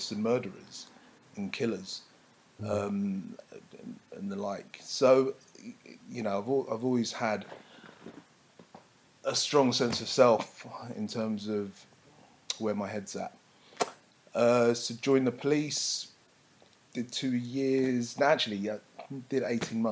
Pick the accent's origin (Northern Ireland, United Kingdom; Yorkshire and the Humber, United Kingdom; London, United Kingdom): London, United Kingdom; I'm a Londoner. I'm a black Londoner that also works in the police force